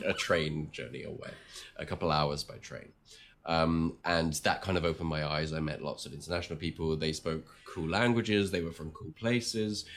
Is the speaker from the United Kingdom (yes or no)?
yes; England, United Kingdom; moved away as an adult; also born or lived in France; now in Taiwan; my mother's from Australia, but I, I grew up in England